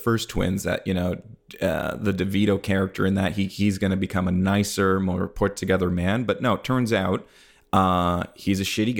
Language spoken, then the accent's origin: English; Canada; Cool. I'm from Canada. I'll tell you a couple things.